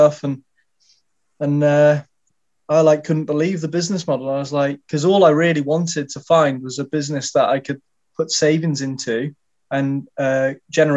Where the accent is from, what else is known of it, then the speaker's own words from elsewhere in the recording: Shropshire, West Midlands, United Kingdom; I'm from Shropshire in the UK